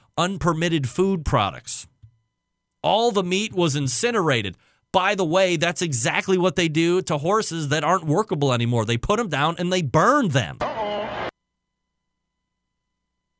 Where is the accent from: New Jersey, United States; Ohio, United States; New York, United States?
Ohio, United States; Cleveland; we're from Cleveland